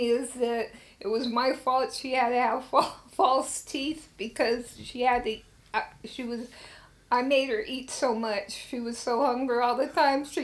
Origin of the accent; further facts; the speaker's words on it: Frankfurt, Hesse, Germany; born there; I was born on Frankfurt on Main um, Hospital on the Army base. And even though I was born in Germany, since I was born on the Army base, I was an American citizen.